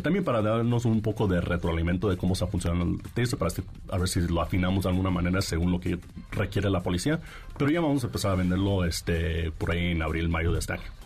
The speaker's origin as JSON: {"language": "Spanish", "country": "Mexico", "tie": "born or raised there", "also_born_or_lived": "Washington, United States", "said": "me creí en México, de hecho este, hice toda la prepa un poco de la universidad aquí en México, entonces por eso hablo un poco medio chistoso"}